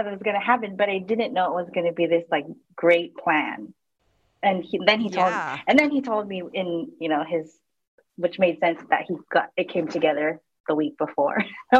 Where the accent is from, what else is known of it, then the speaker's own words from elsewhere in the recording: San Diego, California, United States; Okay, so I grew up in San Diego, California, born and raised there.